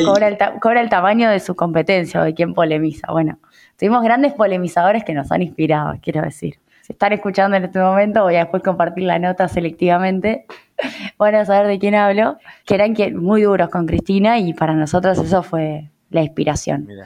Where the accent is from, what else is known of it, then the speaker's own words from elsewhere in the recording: Rosario, Santa Fe, Argentina; moved away as an adult; now in Buenos Aires, Argentina; terminé viniendo a Buenos Aires, como Rosarina recién llegada, con 22 años